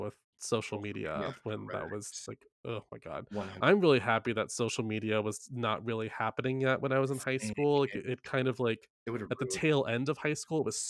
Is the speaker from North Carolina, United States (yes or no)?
yes; Carthage, North Carolina, United States; I grew up in Carthage, North Carolina.